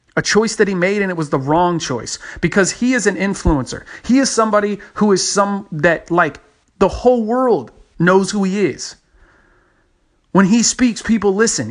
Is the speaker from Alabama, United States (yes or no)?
no; Texas, United States; my home state, Texas